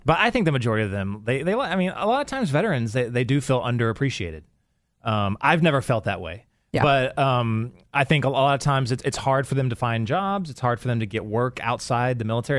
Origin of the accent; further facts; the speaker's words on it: Texas, United States; moved away as an adult; also born or lived in Los Angeles, California; I'm you know from Texas, but then when I was in the military, I met my wife in California, and we lived in L.A. for oh man, like 20 years